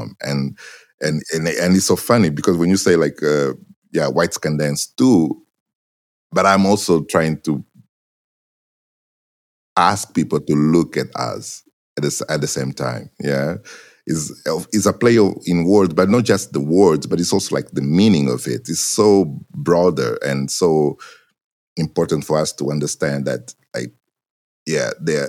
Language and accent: English; Benguela, Angola; first language Portuguese; English is a second language; now in Portugal; I grew up in Angola